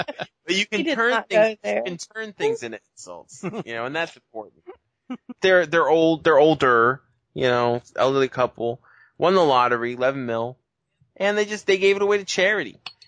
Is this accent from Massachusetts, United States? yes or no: yes; Boston, Massachusetts, United States; now in California, United States; We live in California right now. Now I'm from Boston.